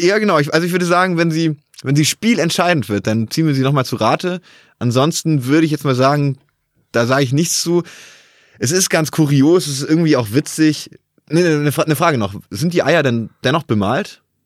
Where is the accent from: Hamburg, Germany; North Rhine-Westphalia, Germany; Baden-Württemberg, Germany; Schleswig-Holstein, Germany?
Baden-Württemberg, Germany; Bad Waldsee; also born or lived in Ravensburg; ich komme im weitesten Sinne aus Ravensburg und bin in Bad Waldsee aufgewachsen